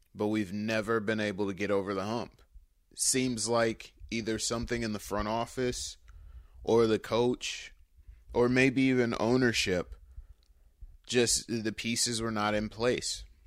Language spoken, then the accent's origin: English; Detroit, Michigan, United States; my hometown, Detroit